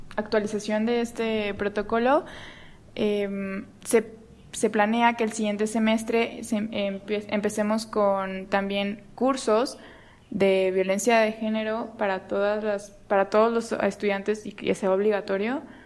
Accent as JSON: {"language": "Spanish", "region": "Guerrero", "country": "Mexico", "said": "yo soy de Guerrero"}